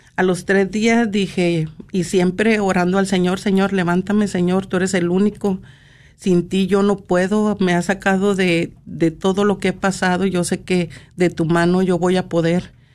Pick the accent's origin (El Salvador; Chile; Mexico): Mexico; Monterrey, Nuevo León; soy de Monterrey, Nuevo León